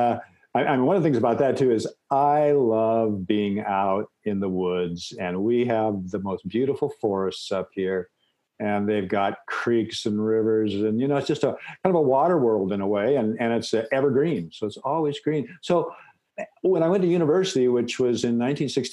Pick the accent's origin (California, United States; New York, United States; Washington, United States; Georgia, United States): Washington, United States; Seattle; I'm from the Pacific Northwest, raised in Seattle